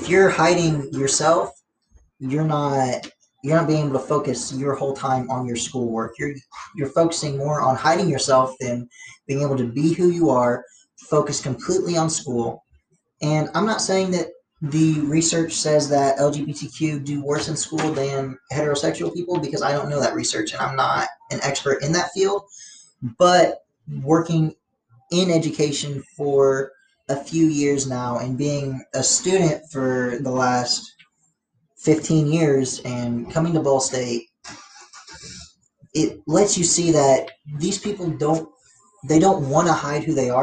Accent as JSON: {"language": "English", "country": "United States"}